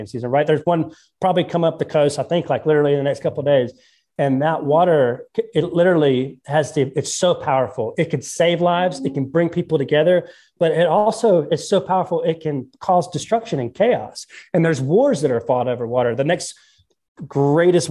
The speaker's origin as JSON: {"language": "English", "region": "North Carolina", "country": "United States", "said": "I'm from the Carolinas"}